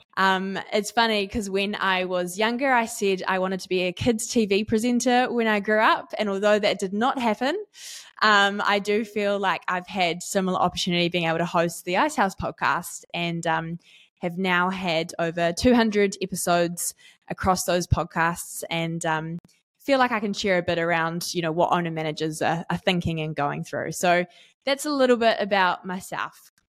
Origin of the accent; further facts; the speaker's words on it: Auckland, New Zealand; now in Tauranga, New Zealand; I grew up in East Auckland and I am now based in Tauranga